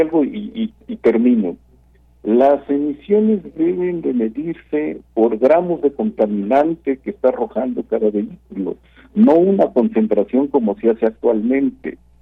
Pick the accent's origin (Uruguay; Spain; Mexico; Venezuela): Mexico; como ciudadano, como mexicano